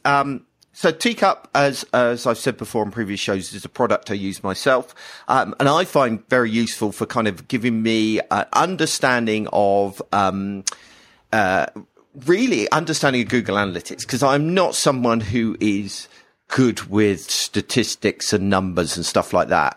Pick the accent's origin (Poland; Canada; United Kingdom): United Kingdom